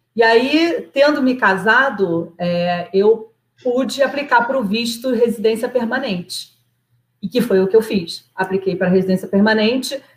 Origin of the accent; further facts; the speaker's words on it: Nova Iguaçu, Rio de Janeiro, Brazil; moved away as an adult; now in Canada; Eu sou de Nova Iguaçu, eu sou de uma cidade pobre né, do Rio de Janeiro